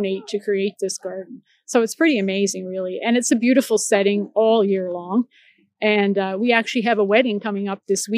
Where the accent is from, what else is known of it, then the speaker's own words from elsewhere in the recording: Nova Scotia, Canada; now in Victoria, Canada; I grew up in the Maritimes. I grew up in Nova Scotia